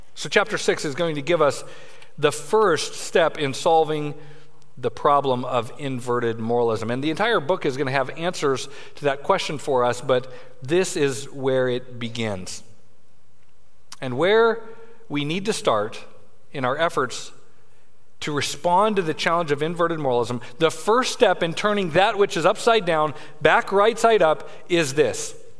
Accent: Denver, Colorado, United States; I grew up in Denver, Colorado

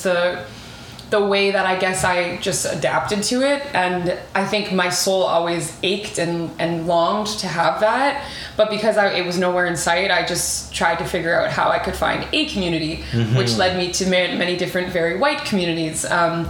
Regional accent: White Rock, British Columbia, Canada; now in Vancouver, Canada; I grew up in a small city called White Rock.

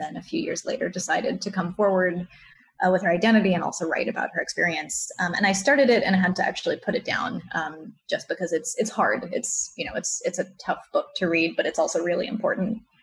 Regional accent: Maryland, United States; where I grew up in Maryland

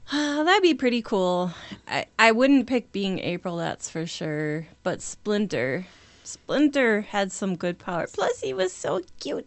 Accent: Minnesota, United States; I come from Viking land, Minnesota

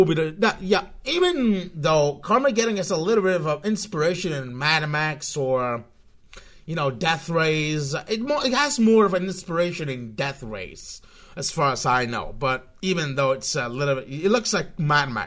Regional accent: Spain; I'm from Spain, in case you're really uncomfortable with my kind of weird accent

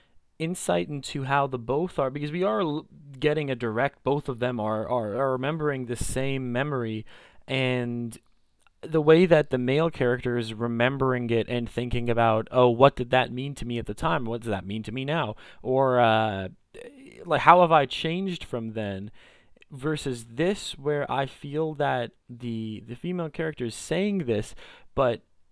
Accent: British Columbia, Canada; at least for me growing up in Greater Vancouver, it's, you know, you can stand in your backyard, you look in one direction and there's the mountains, you look in another direction, there's the ocean

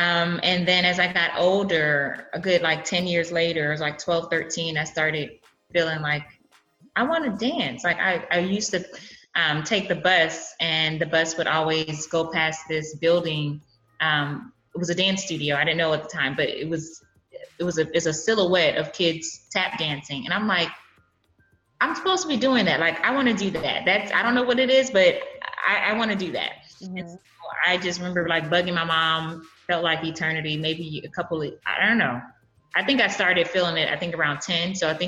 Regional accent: Brooklyn, New York, United States; also born or lived in California; born and raised, born, raised on both coasts, Brooklyn and California. Okay. So I didn't come to Texas until college.

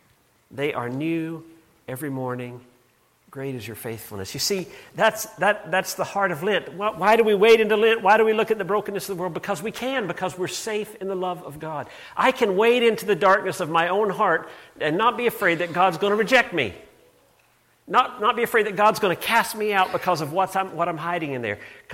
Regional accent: Canada; I'm Canadian too, which tempers this a bit

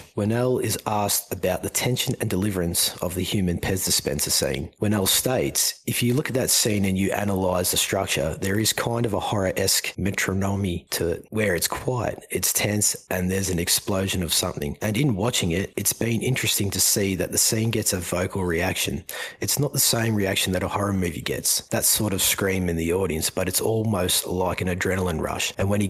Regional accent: Australia; given that I am Australian

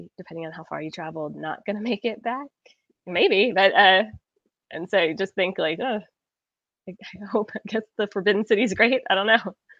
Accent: Scotland, United Kingdom; the same tourist sites that you and I came all the way from Scotland to see

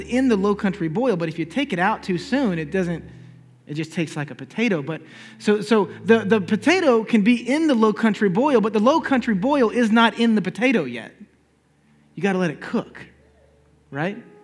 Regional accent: Charleston, South Carolina, United States; I'm just from Charleston, South Carolina

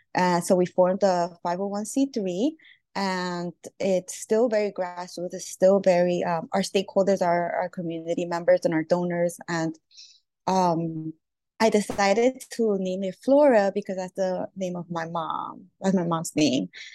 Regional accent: New York City, New York, United States; born or raised there; also born or lived in Lima, Peru

